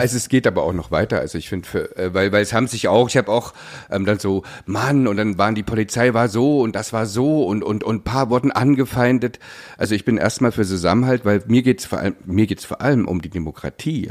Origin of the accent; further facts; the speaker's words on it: Pößneck, Thuringia, Germany; moved away; da komme ich genau da, wo, wo die AfD am stärksten ist. Das ist da, wo ich aufgewachsen bin